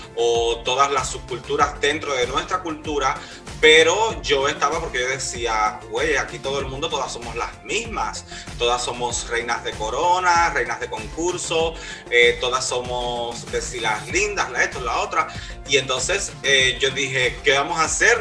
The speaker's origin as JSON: {"language": "Spanish", "country": "Cuba", "moved": "yes", "lives_now": "Miami, United States", "said": "yo eh, vivo ahora mismo acá en Miami, soy de Cuba"}